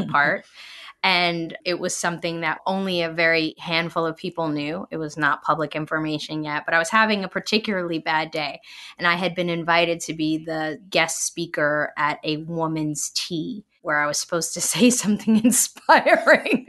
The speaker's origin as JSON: {"language": "English", "town": "New York City", "region": "New York", "country": "United States", "said": "I'm from Brooklyn"}